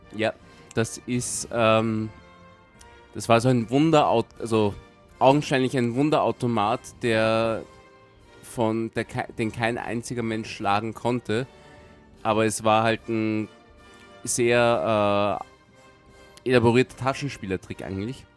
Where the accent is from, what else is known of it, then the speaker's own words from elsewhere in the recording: Vienna, Austria; ich bin in Wien geboren und wenn ich nicht im, im Urlaub irgendwo einen Unfall habe, dann werde ich in dieser Stadt auch irgendwann einmal sterben